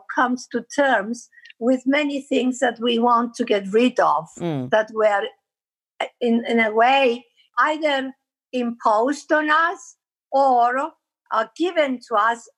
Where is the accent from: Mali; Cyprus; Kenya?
Cyprus; Nicosia, Nicosia District; also born or lived in Agios Ambrosios, Kyrenia / London; I was born in Agios Ambrosios in Kyrenia, but I grew up in Nicosia